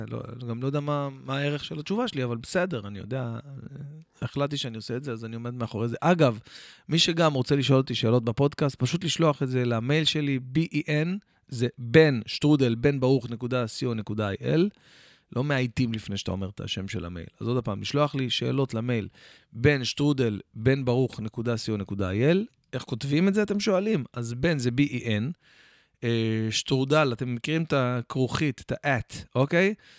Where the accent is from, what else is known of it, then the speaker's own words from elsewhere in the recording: Jerusalem, Jerusalem District, Israel; also born or lived in Or Akiva; גדלנו שם כמה שנים, עד שעברנו לירושלים, כאילו ממש הייתי ילד